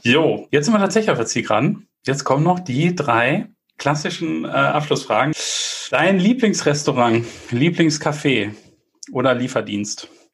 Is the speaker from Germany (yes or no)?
yes; Bielefeld, North Rhine-Westphalia, Germany; also born or lived in Munich; als äh, Bielefelder